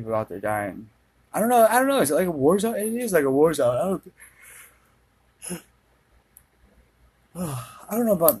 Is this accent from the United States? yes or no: yes; Minnesota, United States; I'm from Minnesota